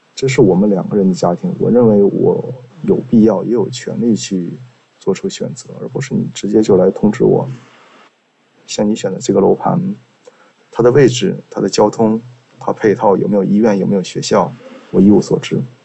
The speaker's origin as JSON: {"language": "Chinese", "town": "Changchun", "region": "Jilin", "country": "China", "said": "我来自吉林长春，今年三十岁了"}